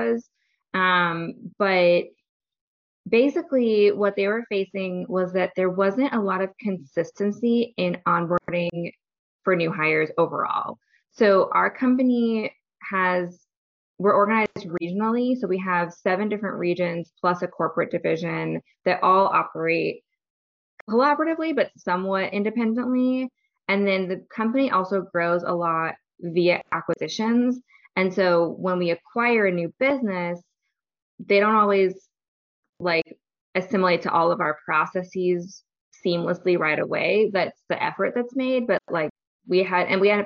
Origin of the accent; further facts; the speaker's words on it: Seattle, Washington, United States; now in Oakland, United States; I'm originally from the Seattle area, though.